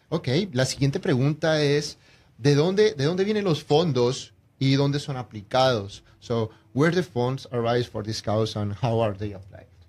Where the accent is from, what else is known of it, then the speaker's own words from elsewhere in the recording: Colombia; moved away; also born or lived in Mexico / Houston; soy de Colombia